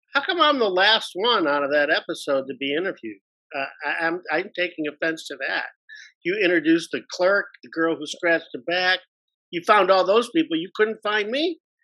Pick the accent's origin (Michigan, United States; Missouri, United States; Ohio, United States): Michigan, United States; Detroit; I was born and raised in Detroit, Michigan